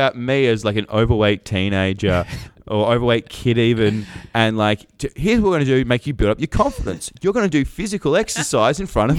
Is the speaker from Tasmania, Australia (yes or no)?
yes; Hobart, Tasmania, Australia; So Hobart.